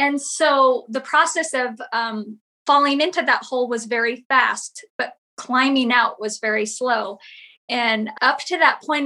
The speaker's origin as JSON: {"language": "English", "region": "Southern California", "country": "United States", "tie": "born or raised there", "said": "I grew up in Southern California"}